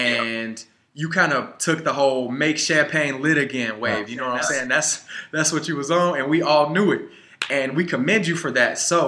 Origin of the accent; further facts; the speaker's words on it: Chicago, Illinois, United States; growing up on the South Side, we was playing with all grown men.